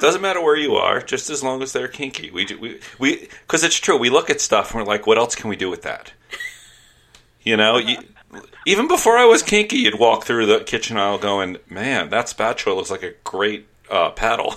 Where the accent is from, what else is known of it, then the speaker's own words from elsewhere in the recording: New York City, New York, United States; I grew up in New York City